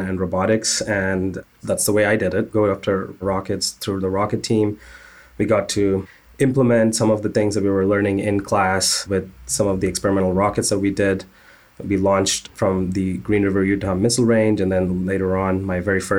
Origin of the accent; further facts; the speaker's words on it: Bangalore, Karnataka, India; moved away; I grew up in Bangalore, India, and Bangalore is the Silicon Valley, essentially, of India.